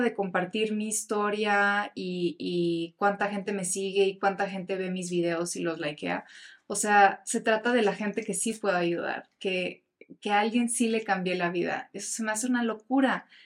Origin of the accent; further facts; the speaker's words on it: Mexico; me encantaría representar a mi país